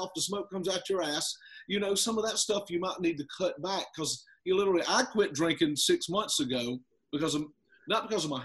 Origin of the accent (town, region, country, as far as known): South Carolina, United States; accent: country